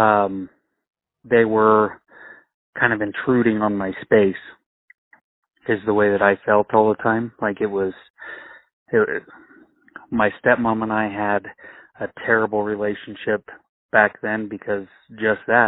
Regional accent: Rock Springs, Wyoming, United States; also born or lived in Utah / Colorado; I grew up here between Rock Springs, Wyoming, and I've actually moved around a little bit as a child. I was born in Utah, moved to Colorado, then moved to Wyoming.

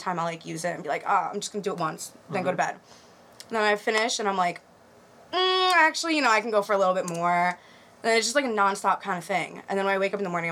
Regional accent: Great Neck, New York, United States; I'm from Great Neck

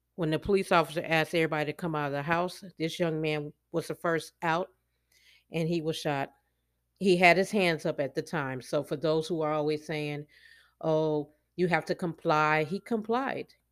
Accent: Chicago, Illinois, United States; moved away; what I call home, which is Chicago, 'cause I was born and raised in Chicago

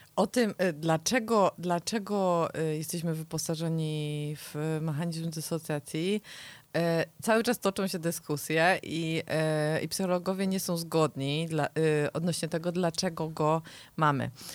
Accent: the mountains, Poland; jestem z gór

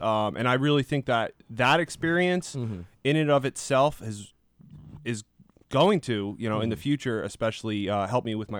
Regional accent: Bangor, Pennsylvania, United States; Bangor, Pennsylvania.

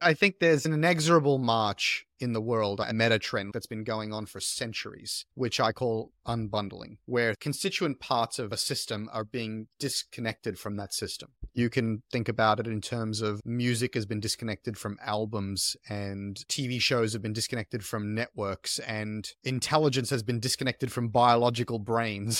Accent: Australia; also born or lived in south of France; now in France; I was born in Australia. I was raised in Australia

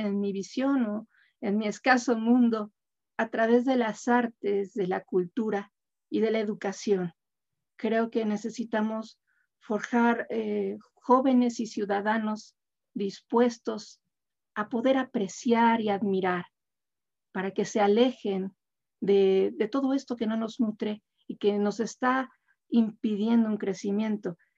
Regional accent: Mexico; como mexicanos, somos un país muy joven

